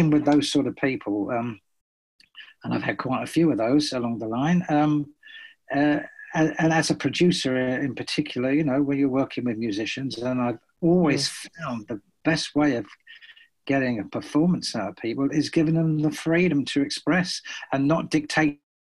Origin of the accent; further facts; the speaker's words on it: Brighton, South East England, United Kingdom; my hometown of Brighton